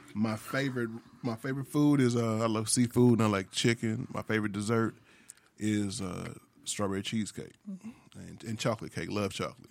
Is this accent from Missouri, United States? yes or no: yes; St. Louis, Missouri, United States; also born or lived in Sacramento, California; I was born and raised in Saint Louis